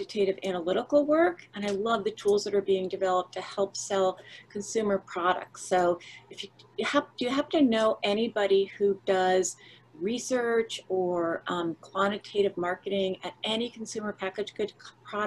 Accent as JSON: {"language": "English", "region": "New Jersey", "country": "United States", "said": "I'm from New Jersey."}